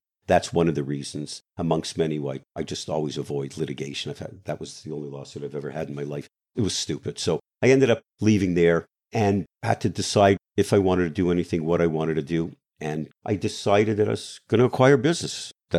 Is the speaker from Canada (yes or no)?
yes; Canada; now in United States; first of all, I'm Canadian. We don't sue anybody, right? Even though I became an American in 2007, we don't sue anybody.